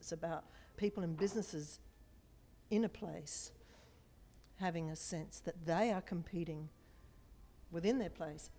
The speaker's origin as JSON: {"language": "English", "town": "Brisbane", "region": "Queensland", "country": "Australia", "said": "I come from Brisbane in Queensland, Australia."}